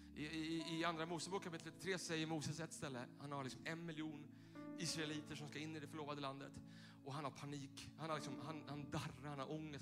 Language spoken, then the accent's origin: Swedish; Tyresö, Stockholm County, Sweden; den där kyrkan där jag växte upp söder om Stockholm i Tyresö